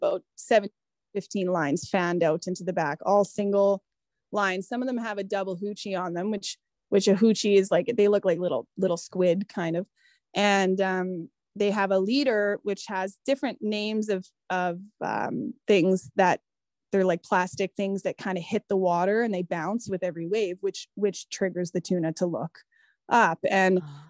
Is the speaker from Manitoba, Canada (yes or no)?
yes; Manitoba, Canada; moved away; I'm coming from Manitoba